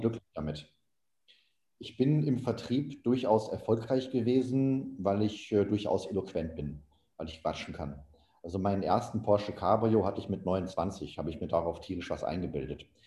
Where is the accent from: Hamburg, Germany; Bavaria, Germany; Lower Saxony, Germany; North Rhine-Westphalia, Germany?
North Rhine-Westphalia, Germany; Oberhausen; moved away; also born or lived in Saxony / Panama / Colombia; ein Autohaus in meiner Heimatstadt Oberhausen im Ruhrgebiet